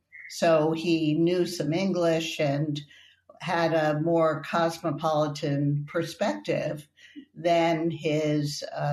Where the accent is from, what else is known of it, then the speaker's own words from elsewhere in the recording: New York, United States; I'm from New York.